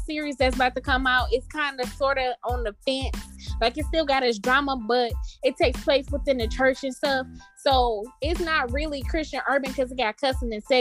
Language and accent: English; Detroit, Michigan, United States; I'm from Detroit